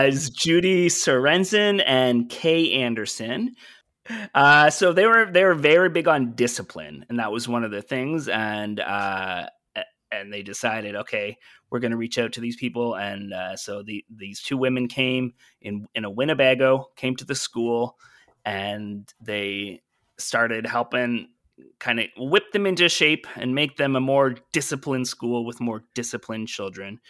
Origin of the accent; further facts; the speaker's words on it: Brockville, Ontario, Canada; moved away; my hometown is a place called Brockville, Ontario